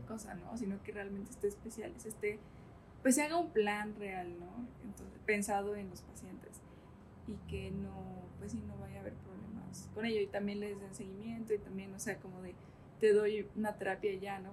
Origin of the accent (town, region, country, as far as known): Santiago Tepeticpac, Tlaxcala, Mexico; born or raised there